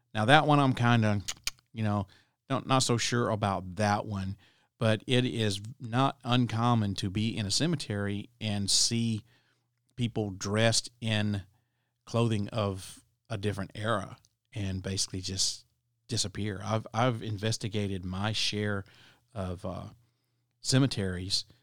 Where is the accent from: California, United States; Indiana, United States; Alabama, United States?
Alabama, United States; my home state of Alabama